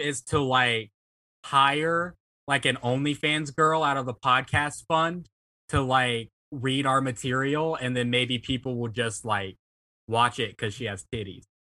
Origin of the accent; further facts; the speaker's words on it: Mississippi, United States; I'm from Mississippi